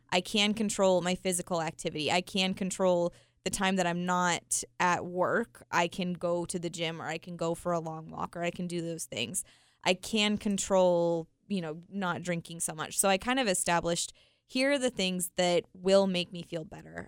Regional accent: Utah, United States; I was born and raised in Utah

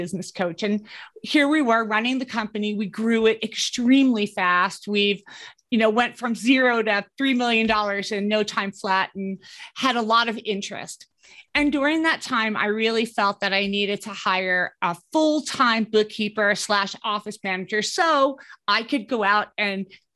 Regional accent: East Coast, United States; moved away as an adult; also born or lived in New York City / Denver / Caribbean; now in Colorado, United States; I grew up on the East Coast

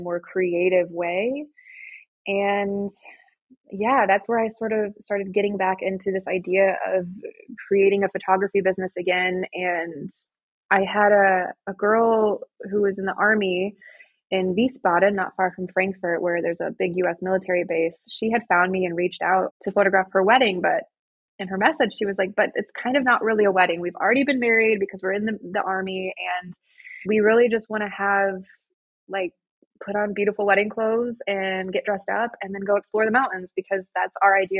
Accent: Michigan, United States; moved away as an adult; now in Austria; I am American. I was born and raised in the United States, Michigan

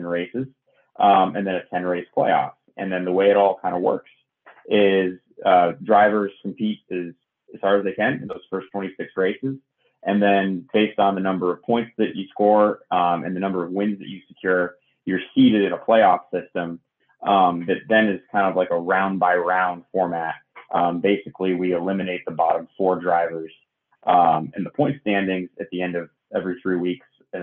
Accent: Northeast, United States; growing up in the Northeast

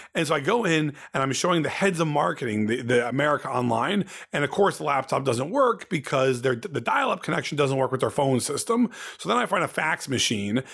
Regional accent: Ohio, United States; also born or lived in Indiana, United States; now in Los Angeles, United States; my whole life growing up in Ohio

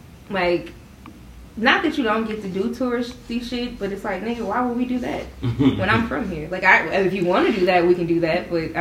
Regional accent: Memphis, Tennessee, United States; I'm from Memphis

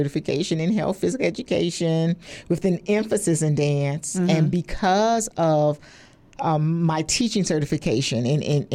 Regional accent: Richmond, Virginia, United States; also born or lived in Indiana / Philadelphia, Pennsylvania; I was born and raised in Richmond, Virginia

